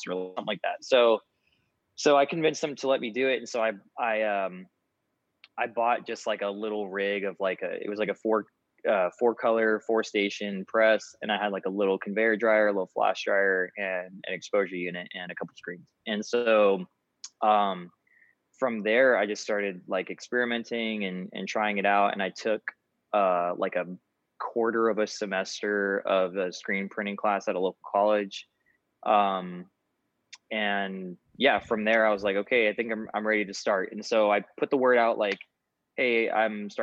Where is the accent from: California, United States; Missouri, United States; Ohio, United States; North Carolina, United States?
California, United States; also born or lived in Boise, Idaho; I'm from California. I was raised in California, but I moved to Boise, Idaho in 2014 or 15